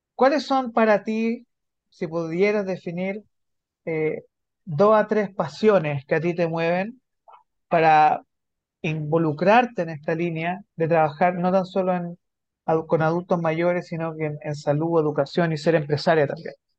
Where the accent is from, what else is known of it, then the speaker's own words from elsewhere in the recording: Santiago, Santiago Metropolitan Region, Chile; yo soy de Santiago